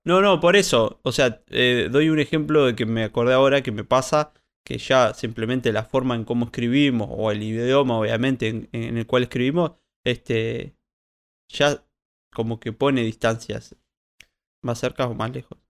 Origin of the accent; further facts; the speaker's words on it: Colonia Valdense, Colonia, Uruguay; soy de Colonia Valdense